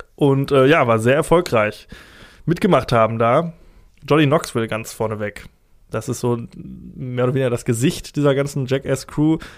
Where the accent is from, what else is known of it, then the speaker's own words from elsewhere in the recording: Essen, North Rhine-Westphalia, Germany; ich komme aus dem Essener Süden